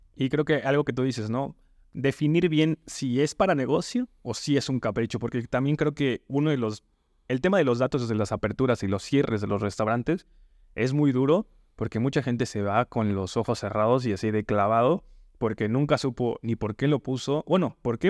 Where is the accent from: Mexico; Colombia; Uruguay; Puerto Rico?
Mexico; Yucatán Peninsula; Yo soy de la península, no soy de Yucatán, pero soy cerquita por allí